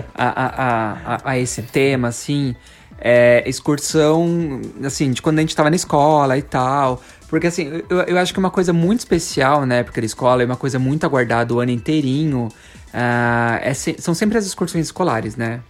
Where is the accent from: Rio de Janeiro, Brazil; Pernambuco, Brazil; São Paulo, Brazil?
São Paulo, Brazil; Paulista; como um bom paulista